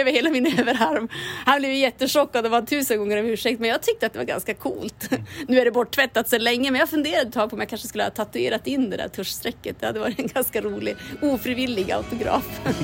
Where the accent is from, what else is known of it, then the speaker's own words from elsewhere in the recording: Kiruna, Norrbotten County, Sweden; det här är min hemort och det är här det händer